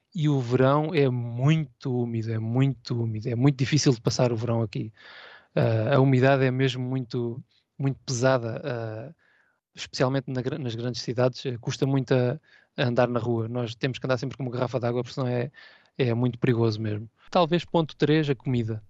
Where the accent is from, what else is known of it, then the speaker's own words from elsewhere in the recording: Portugal; moved away as an adult; now in Hayama, Japan; A minha origem é Portugal, tenho os meus os meus valores portugueses aqui intactos